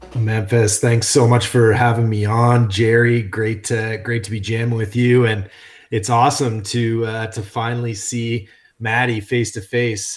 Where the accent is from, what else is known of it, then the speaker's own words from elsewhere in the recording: Canada; we're Canadian